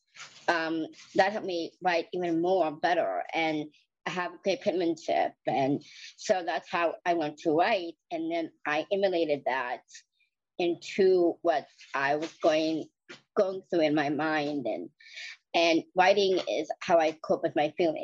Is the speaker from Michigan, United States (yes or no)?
yes; Marquette, Michigan, United States; also born or lived in Iron River, Michigan; I was born in Marquette, Michigan. I live in Michigan, Upper Peninsula, and I've been there for half my whole life